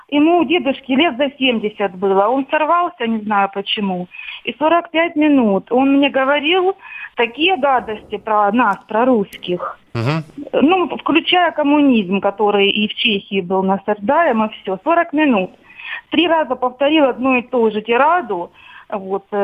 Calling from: Rostov-on-Don, Rostov Oblast, Russia; Я из Ростова-на-Дону звоню.

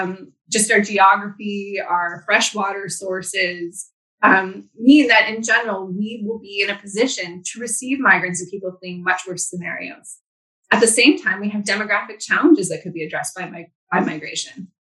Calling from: Vancouver, British Columbia, Canada; and I'm joining you from Vancouver, which is on the unceded traditional lands of the Coast Salish people.

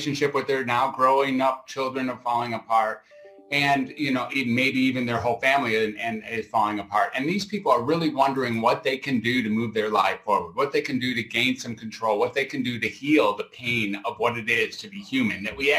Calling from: Grass Valley, California, United States; I'm beaming out from Grass Valley, California, which is somewhere between Sacramento and Reno up in Northern California.

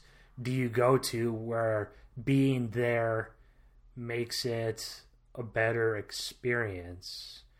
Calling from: Iowa, United States; I'm speaking from Iowa.

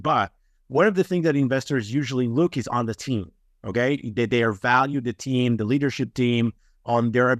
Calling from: Israel; English is a second language; I'm calling from Israel. So it's a little bit late here right now.

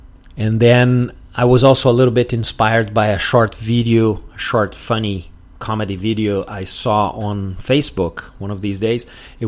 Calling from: Porto Alegre, Rio Grande do Sul, Brazil

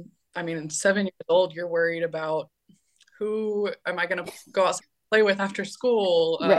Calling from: Valencia, Valencian Community, Spain; I am calling in from Valencia, Spain.

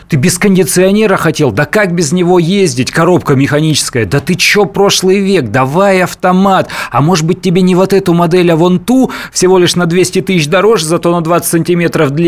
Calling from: Perm, Perm Krai, Russia; Здравствуйте, город Пермь.

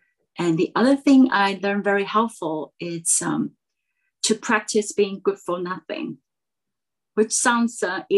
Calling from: Taiwan; I am Zooming in from Taiwan.

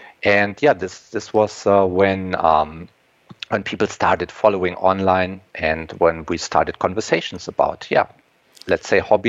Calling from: Germany; English is a second language; And yes, I'm coming from Germany. Over here, we already have sundown.

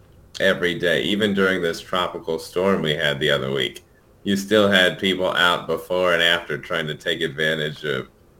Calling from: Santa Monica, California, United States; So I'm calling in from my home in Santa Monica, California.

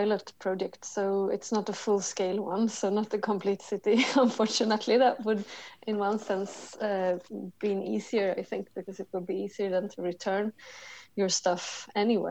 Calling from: Stockholm, Stockholm County, Sweden; I'm calling you from Stockholm, Sweden. It's a rainy, grey December outside.

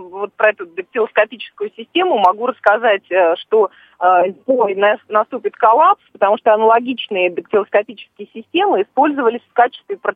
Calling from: Stavropol, Stavropol Krai, Russia; А, здравствуйте, я звоню из Ставрополя.

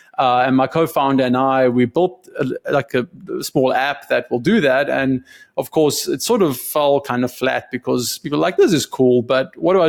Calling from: Austin, Texas, United States; Yeah, I'm in Austin, Texas. It's 102 outside, so I'm really glad I'm inside speaking to you.

